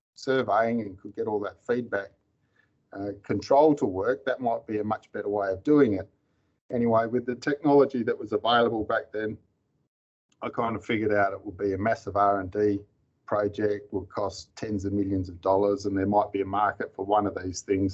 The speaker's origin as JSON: {"language": "English", "town": "Mandurah", "region": "Western Australia", "country": "Australia", "tie": "born or raised there", "also_born_or_lived": "Tom Price, Western Australia", "said": "I grew up in Mandurah, which is a coastal town about 100 kilometres south of Perth"}